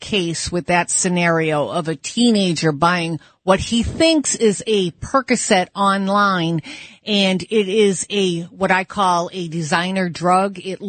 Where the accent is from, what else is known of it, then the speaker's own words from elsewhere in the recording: southern New Hampshire, United States; I'm from New Hampshire, the southern part of the state, but you know, on top of the state, we border Canada